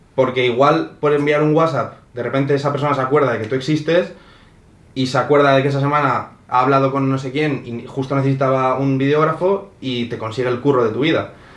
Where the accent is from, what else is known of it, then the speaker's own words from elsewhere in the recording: Spain; now in Madrid, Spain; yo soy de España